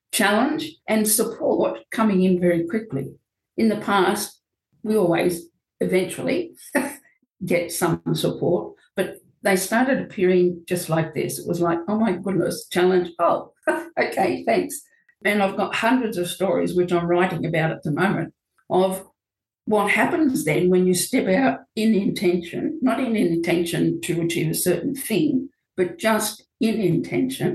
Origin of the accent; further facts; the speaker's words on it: Australia; moved away as an adult; now in New Zealand; I am Australian and my partner was from New Zealand